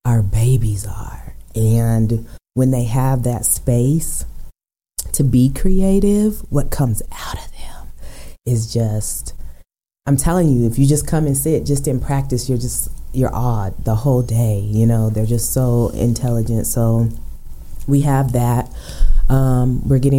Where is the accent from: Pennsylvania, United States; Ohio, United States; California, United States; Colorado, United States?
Colorado, United States; Aurora; I'm born and raised in Aurora, so mm-hmm. I know Aurora. I've been there for 46 years